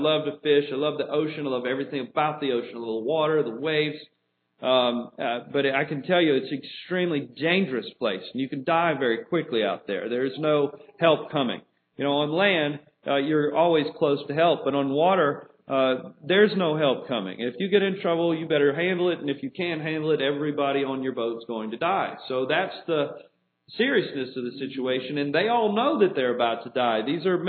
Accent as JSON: {"language": "English", "town": "New Orleans", "region": "Louisiana", "country": "United States", "moved": "yes", "said": "I come from New Orleans. It's a very different culture there than it is here."}